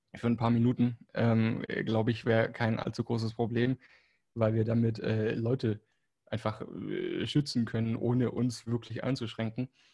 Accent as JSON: {"language": "German", "country": "Germany", "tie": "born or raised there", "also_born_or_lived": "Spain", "first_language": "German", "moved": "as an adult", "lives_now": "Barcelona, Spain", "said": "ich bin muttersprachlich Deutsch, in Deutschland aufgewachsen und ähm, ja, habe da dann 25 Jahre gewohnt, bis ich nach Spanien bin"}